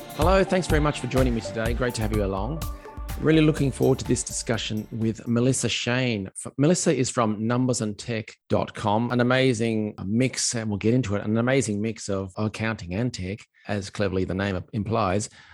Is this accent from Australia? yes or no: yes; Australia; as an Aussie